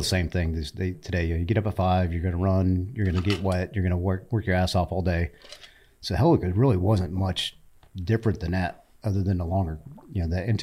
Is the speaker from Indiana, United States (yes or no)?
yes; Indiana, United States; moved away as an adult; I'm from Indiana